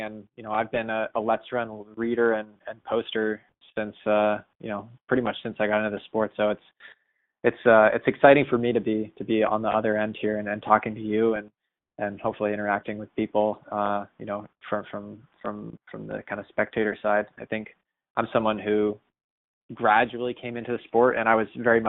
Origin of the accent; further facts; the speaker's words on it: Boston, Massachusetts, United States; especially as a Bostonian